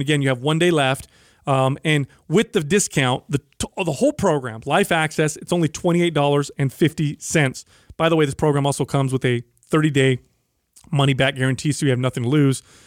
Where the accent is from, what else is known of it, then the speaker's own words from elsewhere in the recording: San Jose, California, United States; my hometown of San Jose